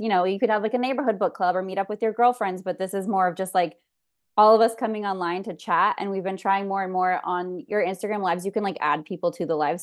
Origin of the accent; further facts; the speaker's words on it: California, United States; born and raised in California, mom of two.